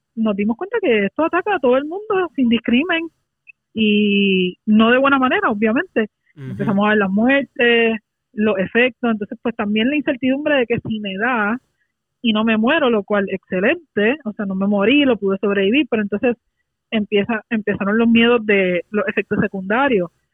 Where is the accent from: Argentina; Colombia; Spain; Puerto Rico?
Puerto Rico; nuestra isla